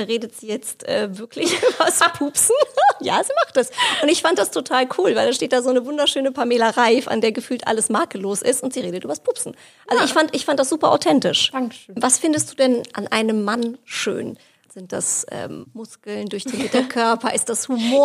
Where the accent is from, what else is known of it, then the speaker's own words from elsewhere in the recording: Hesse, Germany; für mich als Hessin